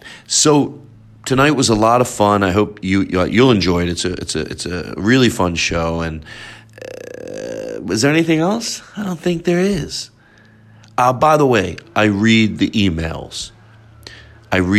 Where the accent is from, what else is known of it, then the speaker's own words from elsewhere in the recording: Philadelphia, Pennsylvania, United States; Philadelphia since that's my hometown